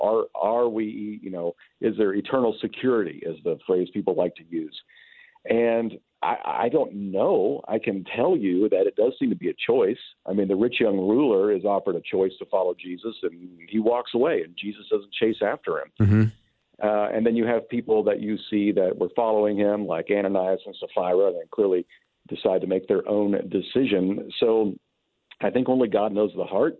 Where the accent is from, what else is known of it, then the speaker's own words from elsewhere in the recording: Kentucky, United States; moved away as an adult; now in California, United States; I'm still marked as an as a Californian, even though I am from Kentucky